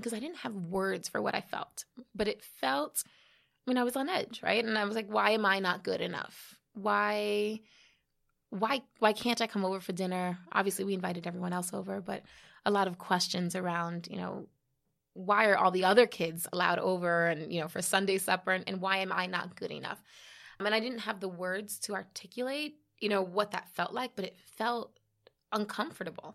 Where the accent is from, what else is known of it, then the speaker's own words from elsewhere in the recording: New York City, New York, United States; I was born here in the Bronx.